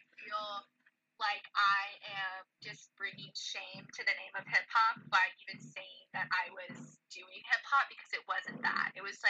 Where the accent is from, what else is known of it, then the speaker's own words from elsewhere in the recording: Memphis, Tennessee, United States; So, unfortunately, but fortunately, my family moved to Birmingham. I was originally from Memphis, Tennessee